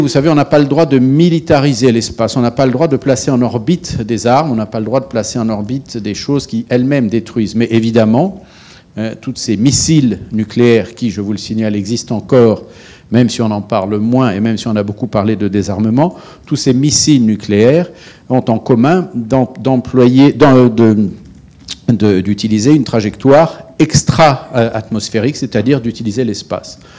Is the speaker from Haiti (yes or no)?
no; France; je suis un Français de bientôt 60 ans